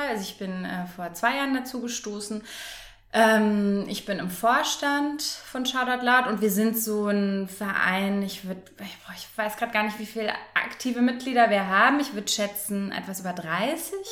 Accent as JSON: {"language": "German", "town": "Frankfurt", "region": "Hesse", "country": "Germany", "said": "ich komme auch aus Frankfurt."}